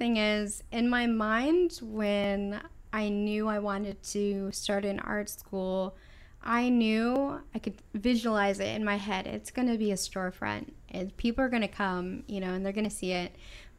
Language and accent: English; California, United States; I'm from California, you know.